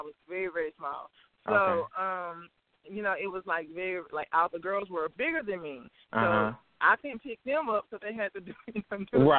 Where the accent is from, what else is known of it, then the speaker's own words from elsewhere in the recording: Crystal Springs, Mississippi, United States; also born or lived in Jackson, Mississippi; I was born and raised. I was born in Jackson, Mississippi, but I was raised in a little small town 20 minutes south of Jackson called Crystal Springs, Mississippi.